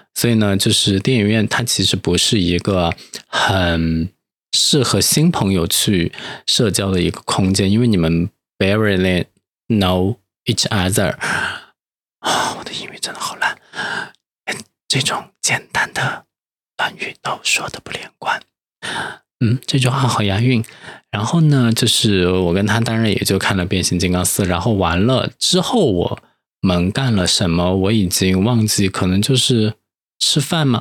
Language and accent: Chinese; Chengdu, Sichuan, China; moved away; 作为一个成都人，拥有一个成都胃